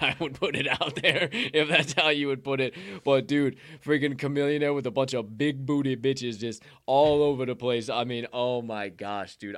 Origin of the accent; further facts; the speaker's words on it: Bethany, Illinois, United States; where I grew up, Bethany